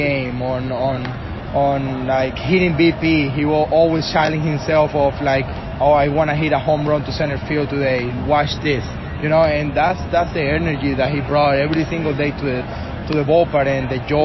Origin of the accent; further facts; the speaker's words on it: Venezuela; English is a second language; moved away; I'm from Venezuela